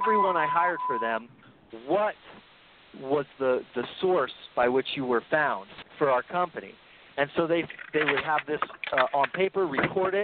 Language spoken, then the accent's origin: English; California, United States; now in Utah, United States; I grew up in California riding a wakeboard